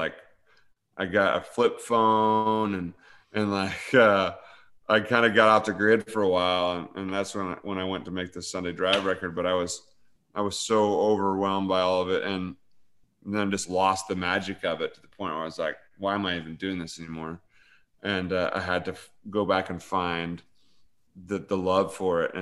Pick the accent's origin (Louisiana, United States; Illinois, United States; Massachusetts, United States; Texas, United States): Illinois, United States; Paris; I'm from Paris, Illinois, this little tiny town.